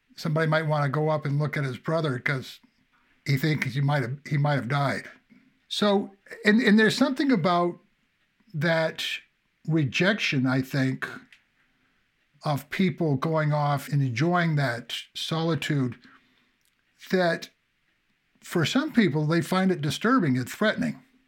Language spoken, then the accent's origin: English; New Hampshire, United States; I can remember growing up in New Hampshire